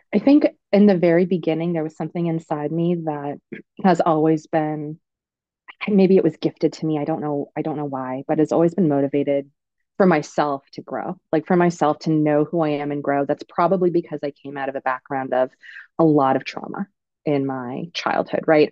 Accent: Oregon, United States; I'm from Oregon. I'm from Oregon.

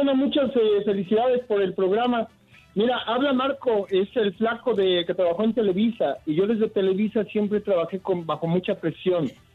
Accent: Mexico

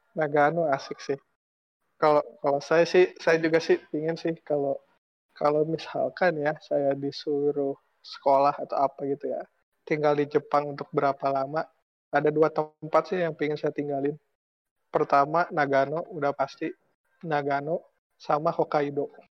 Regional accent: Indonesia; also born or lived in Japan; kita, orang Indo

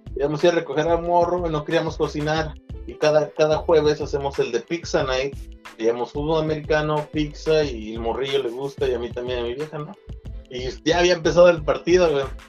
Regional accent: Pachuca, Hidalgo, Mexico; also born or lived in Real del Monte; yo, que soy de México, y pues vengo del, de, de Pachuca Hidalgo, güey, o de Real Monte

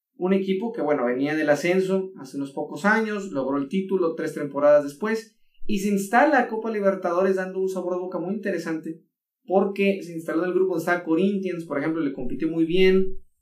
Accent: Mexico

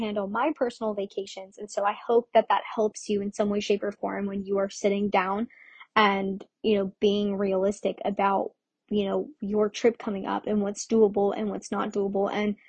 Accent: Orlando, Florida, United States; I'm from Florida, but I'm or from Orlando, Florida

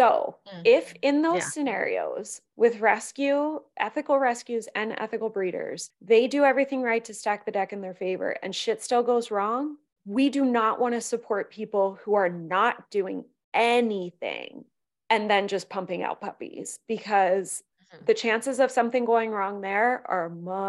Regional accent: Pennsylvania, United States; perspective on that comes from growing up in a community where it's the puppy mill capital of the world. I grew up in Pennsylvania.

